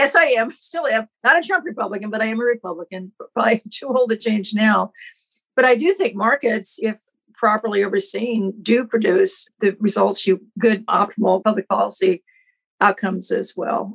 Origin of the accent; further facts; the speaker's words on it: Independence, Kansas, United States; moved away as an adult; also born or lived in Washington / eastern shore of Maryland; now in Maryland, United States; So I grew up in Southeast Kansas, a little town called Independence.